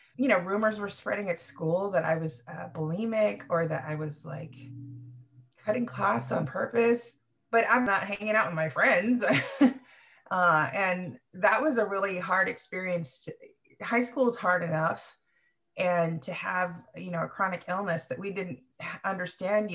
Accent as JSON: {"language": "English", "town": "Sacramento", "region": "California", "country": "United States", "tie": "born or raised there", "also_born_or_lived": "Philippines / Fremont, California", "said": "Sacramento is really where I grew up and blossomed"}